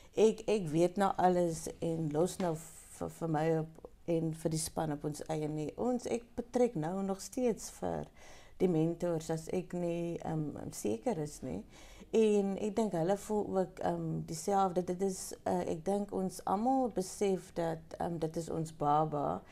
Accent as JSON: {"language": "Afrikaans", "town": "Pniel", "region": "Western Cape", "country": "South Africa", "tie": "born or raised there", "said": "ik is um, ehm, geboren in Peniel. Wow. ik is een um een Penieler."}